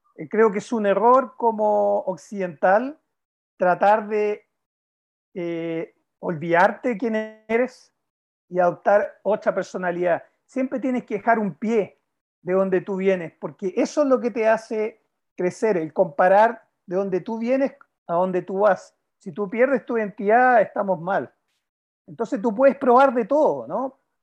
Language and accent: Spanish; Chile; como chileno